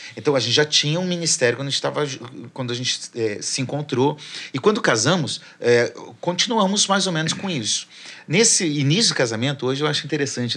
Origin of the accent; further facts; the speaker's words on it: Curitiba, Paraná, Brazil; moved away as an adult; also born or lived in Porto Alegre / Belém / interior of São Paulo; Na igreja que nós frequentávamos e onde eu cresci